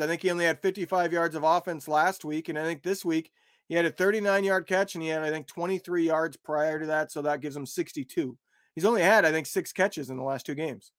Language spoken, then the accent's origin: English; an hour and a half south of Chicago, Illinois, United States; moved away; I grew up an hour and a half south of Chicago